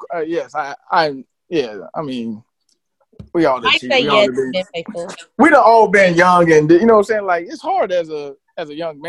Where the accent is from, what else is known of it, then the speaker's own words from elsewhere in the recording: Chicago, Illinois, United States; No, and I'm from Chicago.